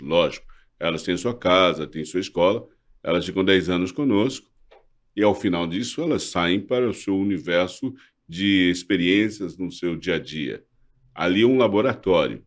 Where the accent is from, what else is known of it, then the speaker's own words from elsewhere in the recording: Brazil; Eu sou brasileiro, amo esse país, amo o meu povo